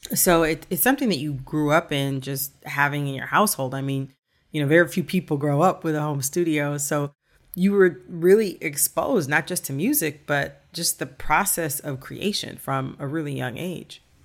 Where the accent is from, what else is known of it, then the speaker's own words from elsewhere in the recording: Michigan, United States; I'm from Michigan too.